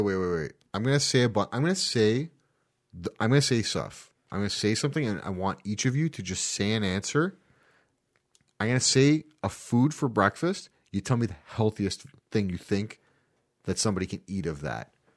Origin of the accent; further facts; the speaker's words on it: Canada; Being that we're Canadian